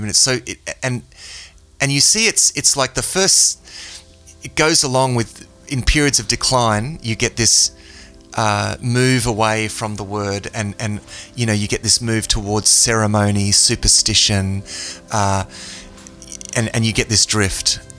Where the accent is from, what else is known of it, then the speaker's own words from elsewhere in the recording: Australia; yeah, I guess I'm a Christian. I'm Australian, right?